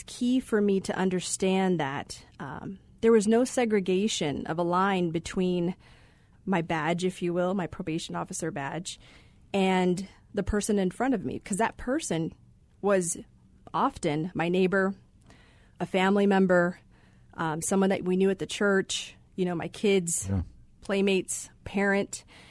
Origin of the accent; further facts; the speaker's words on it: Phoenix, Arizona, United States; So my family is from there. We did move here to Phoenix when I was about four. So I grew up here in the Valley.